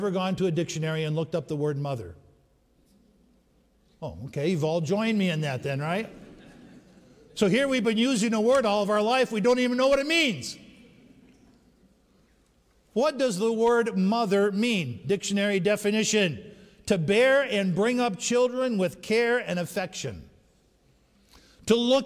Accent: Upper Peninsula of Michigan, United States; moved away; we were raised in the Upper Peninsula of Michigan

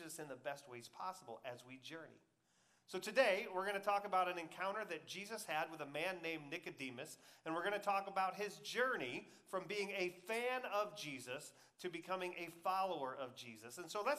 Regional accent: Michigan, United States; When I came from Michigan, I never watched college football because the Big Ten is up there

